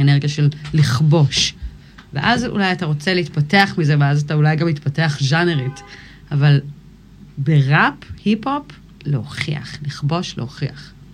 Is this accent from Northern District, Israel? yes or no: yes; Kfar Vradim, Northern District, Israel; also born or lived in United States / Miami, Florida / Ga'aton; נולדתי בארצות הברית, ובגיל שלוש עלינו לארץ. ואז הייתי פה עד גיל 16